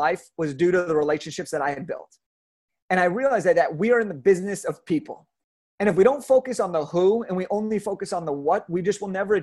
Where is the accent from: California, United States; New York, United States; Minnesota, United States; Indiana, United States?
California, United States; Southern; I grew up in Southern California